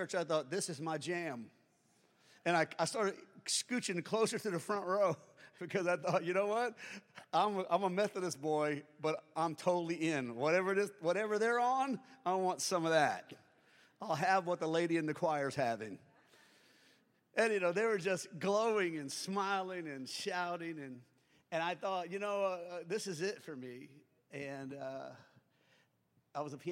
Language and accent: English; Springfield, Louisiana, United States; I'm from Springfield, Louisiana